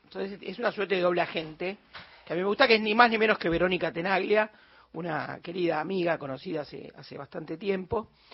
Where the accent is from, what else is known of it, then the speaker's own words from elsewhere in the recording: Buenos Aires, Argentina; Denota mi porteñismo extremo